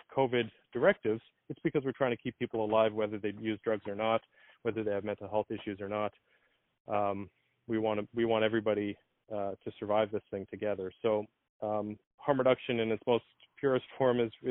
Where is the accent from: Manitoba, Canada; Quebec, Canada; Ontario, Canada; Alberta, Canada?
Manitoba, Canada; Winnipeg; also born or lived in Toronto; I'm from Winnipeg, Manitoba